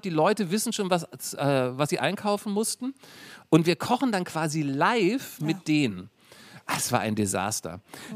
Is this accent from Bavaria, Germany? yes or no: no; Berlin, Germany; also born or lived in Lower Saxony; dann hat mein Vater rübergemacht, mhm. hat hier irgendwie einen guten Job gehabt